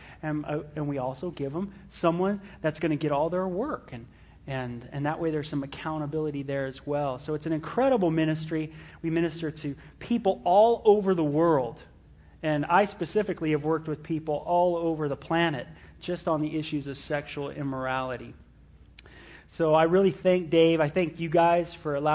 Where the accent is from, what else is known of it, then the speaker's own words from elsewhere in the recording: Los Angeles, California, United States; I was raised in the San Fernando Valley of Southern California, North Hollywood of all places.